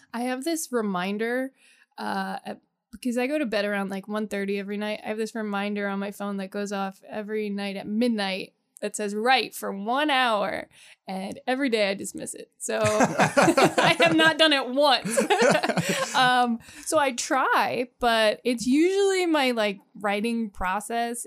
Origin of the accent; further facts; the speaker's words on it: the Poconos, Pennsylvania, United States; I grew up in the Poconos